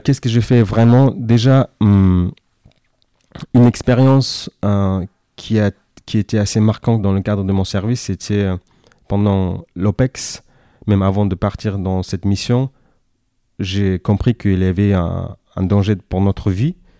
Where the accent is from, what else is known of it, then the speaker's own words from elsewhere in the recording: Kyrgyzstan; first language Kyrgyz; Russian; French is a second language; moved away as an adult; now in France; je suis né en Asie centrale. Le pays s'appelle le Kyrgyzstan, ex-Union soviétique, d'où je parle à la fois le kirghiz et le russe, donc bilingue. je suis venu en France fin 2011